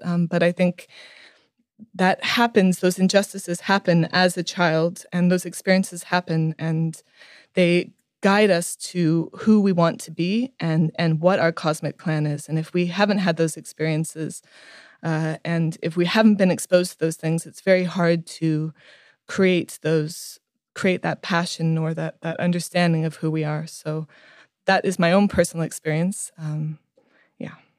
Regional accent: India; so I was born and raised in India uh, to very hippie parents who believed in uh, in really um, showing us the world

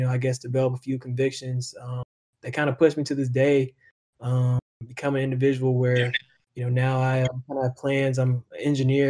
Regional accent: South Florida, United States; I'm from South Florida

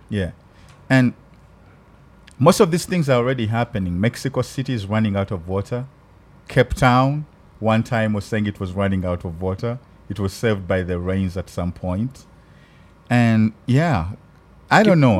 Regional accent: Uganda; accent: African; now in Los Angeles, United States; My African accent

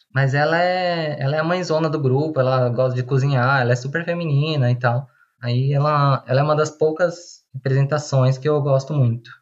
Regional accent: São Paulo, Brazil; eu tenho 32 anos, sou de São Paulo

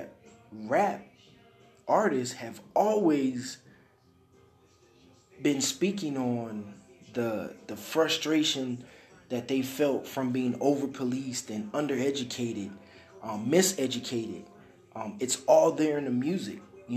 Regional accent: Detroit, Michigan, United States; I'm from Detroit, so I grew up listening to my grandmother

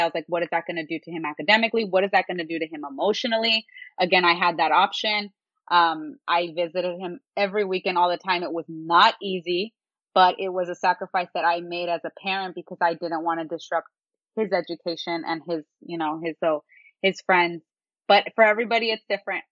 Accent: San Jose, California, United States; now in Berkeley, United States; I just grew up around pho. I grew up around Vietnamese food because I'm from San Jose

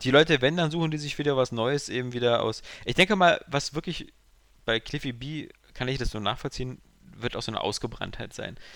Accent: Berlin, Germany; ich bin aus dem Westen, ich hier Westberliner

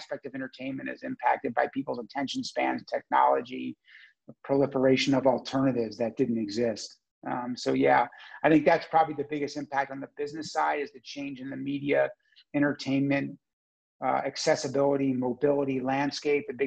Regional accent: United States; moved away as an adult; also born or lived in Baltimore; now in Canada; I grew up in the United States

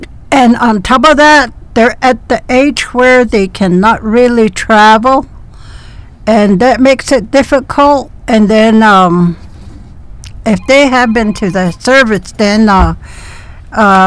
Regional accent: Klagetoh, Arizona, United States; And I am from Klagetoh

